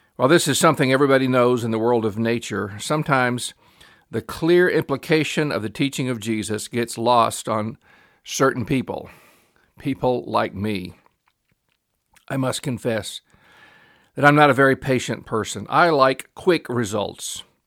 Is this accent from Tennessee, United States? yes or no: yes; Memphis, Tennessee, United States; I grew up in Memphis, Tennessee, which is a pretty large town